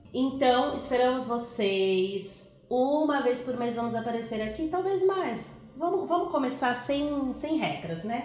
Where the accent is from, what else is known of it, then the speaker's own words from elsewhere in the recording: São Paulo, Brazil; eu sou de São Paulo e os meus pais são de Minas